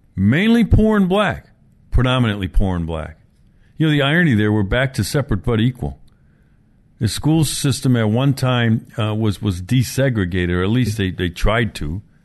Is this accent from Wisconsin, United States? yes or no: yes; Milwaukee, Wisconsin, United States; Milwaukee's my hometown. I grew up here